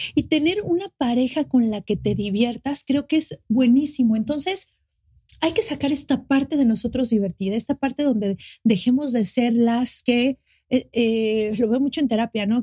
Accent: Mexico City, Mexico; now in Cancún, Mexico; soy de la Ciudad de México, pero ahora vivo en Cancún

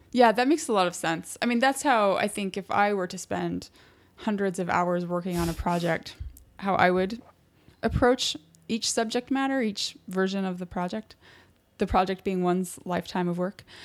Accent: Utah, United States; now in New York, United States; I'm from Utah

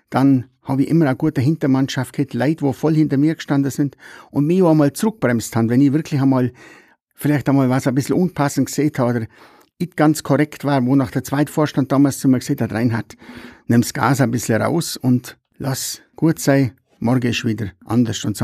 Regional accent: Nesselwang, Bavaria, Germany; weil ich halt schon ein sehr bodenständiger, gebürtiger Nesselwanger bin, wie 62 Jahre alt

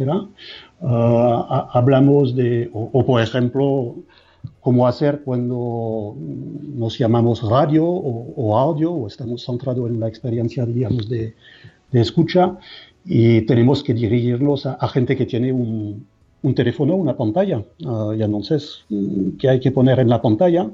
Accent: France; Spanish is a second language; moved away as an adult; now in Madrid, Spain; soy francés

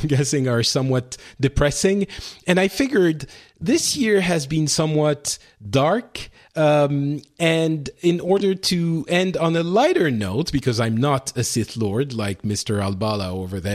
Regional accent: Paris, Île-de-France, France; I'm from Paris

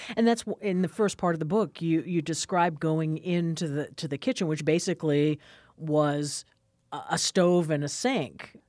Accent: New Hampshire, United States; now in Wisconsin, United States; I grew up in New Hampshire

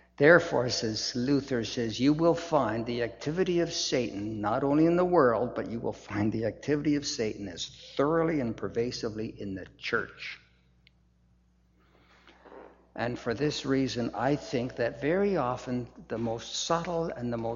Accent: Edmonton, Alberta, Canada; When we lived in Edmonton, I was born in Edmonton

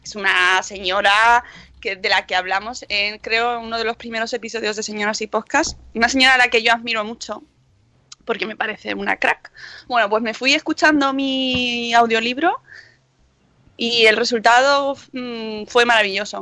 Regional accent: Spain; somos españoles

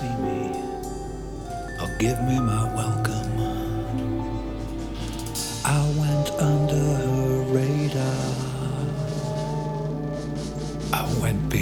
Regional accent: England, United Kingdom; I'm from England, actually.

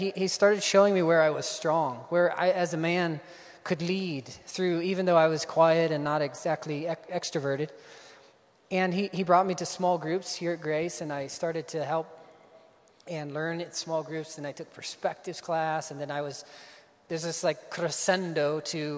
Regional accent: Ohio, United States; moved away as an adult; also born or lived in Iowa; I grew up in Ohio. Grew up on a farm and came here to Iowa 2005

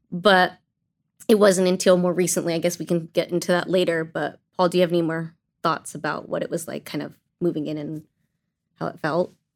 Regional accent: Azusa, California, United States; also born or lived in China; I was born in China and my parents, who are Asian American, adopted me, brought me to Azusa, and that's where I was raised

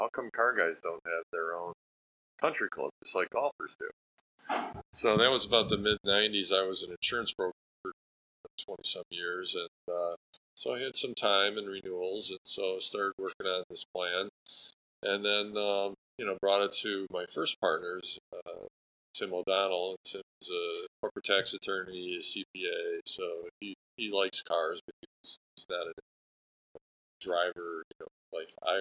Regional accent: Lombard, Illinois, United States; I grew up in Lombard, went to Montini High School

